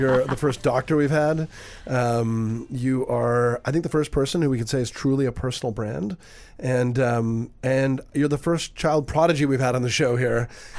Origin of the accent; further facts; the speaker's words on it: Canada; I grew up in Canada.